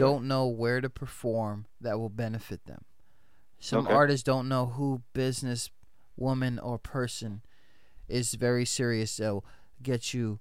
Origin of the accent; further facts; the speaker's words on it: New York City, New York, United States; I'm from the Bronx, and it comes with your blood